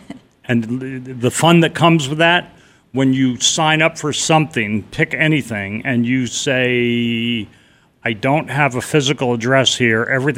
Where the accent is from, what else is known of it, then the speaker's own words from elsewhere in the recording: New England, United States; now in Carefree, United States; You know, it's funny that I grew up in New England.